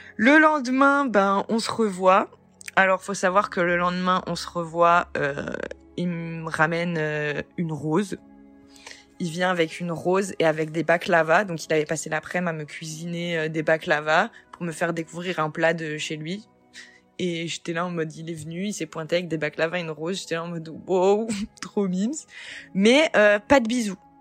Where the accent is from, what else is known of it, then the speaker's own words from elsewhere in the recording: France; also born or lived in Nancy; Moi, je suis française, née en France